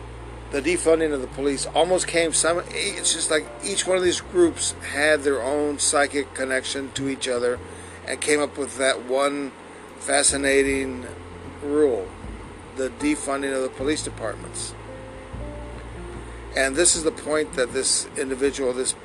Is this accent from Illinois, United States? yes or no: no; San Antonio, Texas, United States; here in my hometown, San Antonio